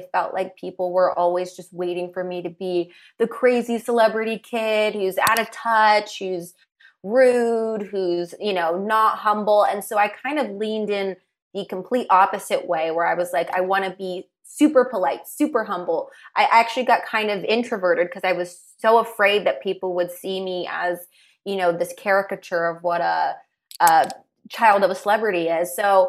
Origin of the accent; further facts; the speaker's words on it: Los Angeles, California, United States; I grew up out here in LA.